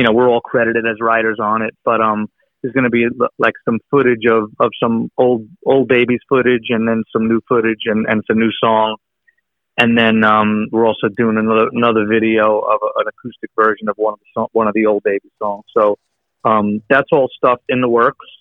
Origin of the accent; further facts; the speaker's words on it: Long Island, New York, United States; moved away as an adult; I grew up in Long Island